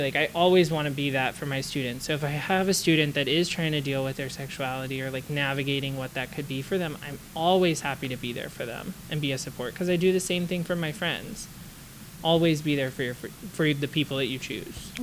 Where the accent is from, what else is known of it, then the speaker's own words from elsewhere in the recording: the South, United States; growing up in the South and going to a religious school